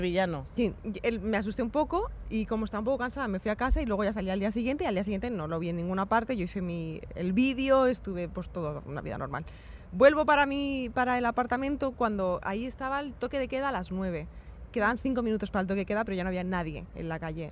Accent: Spain; soy una chica española

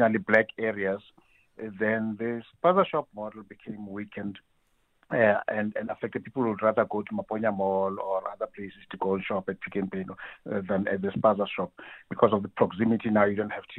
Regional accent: Soweto, Gauteng, South Africa; Where I grew up in Dubai, in Soweto, there's a store just two, three houses away from where I lived

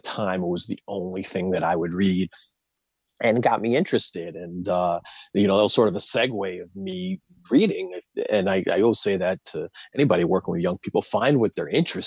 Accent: New York City, New York, United States; moved away as an adult; also born or lived in New Jersey; now in Washington, D.C., United States; I grew up in Queens and I was in the New Jersey suburbs for a little bit and then I moved back to the city

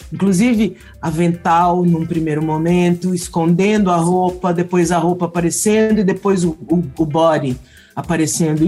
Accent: São Paulo, Brazil; eu sou paulista paulistana da gema

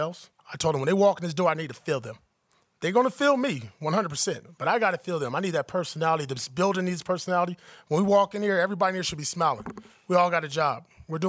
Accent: Compton, California, United States; I grew up in Compton, California

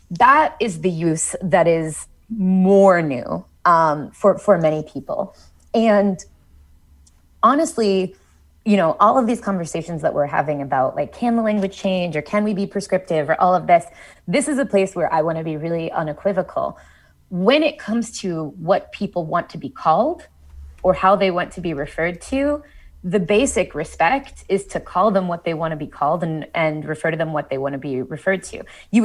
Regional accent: Columbus, Ohio, United States; born or raised there

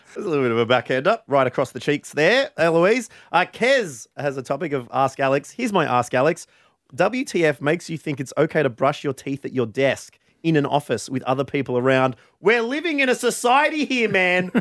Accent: near Framlingham, Victoria, Australia; this place is so close to my hometown

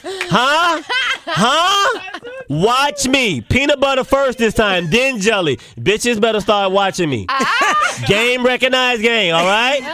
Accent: Charlotte, North Carolina, United States; moved away; I'm from North Carolina. I'm from Charlotte, North Carolina.

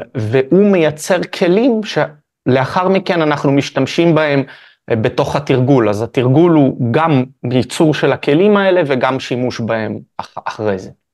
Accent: Haifa, Haifa District, Israel; נולדתי בחיפה.

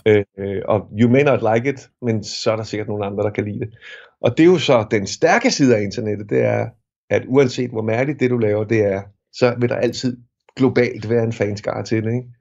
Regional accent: Fløng, Zealand, Denmark; jeg er vokset op i Fløng

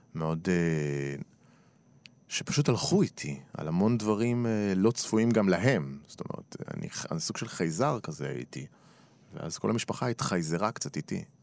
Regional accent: Tel Aviv, Tel Aviv District, Israel; עברנו לנחלת יצחק, שם ביליתי את ילדותי

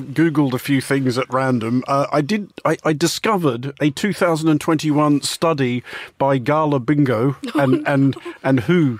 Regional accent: Australia; moved away; Speaking as an Australian

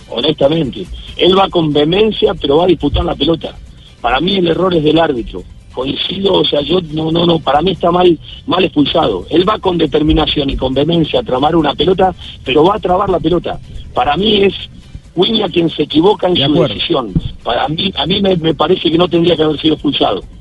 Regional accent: Argentina; que como argentinos en algún punto sentimos orgullo y en otro como argentinos sentimos vergüenza

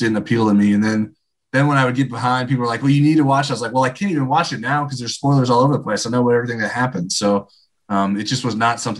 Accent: Indiana, United States; also born or lived in Michigan; I was born in Michigan and I lived there through kindergarten, but we moved to Indiana when I was to start first grade

